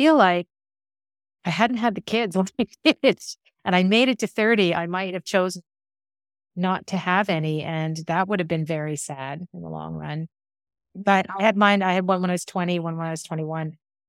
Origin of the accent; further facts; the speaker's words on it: Ottawa, Ontario, Canada; the lives that you and I grew up in City View and Ottawa.